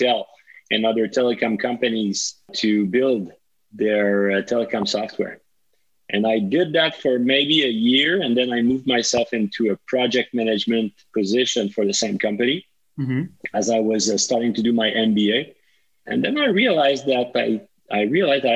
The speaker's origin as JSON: {"language": "English", "town": "Montreal", "region": "Quebec", "country": "Canada", "tie": "born or raised there", "also_born_or_lived": "Laval", "said": "I was originally born and raised in Montreal till age 5. And then my parent moved to Laval and I kept going at school in Montreal"}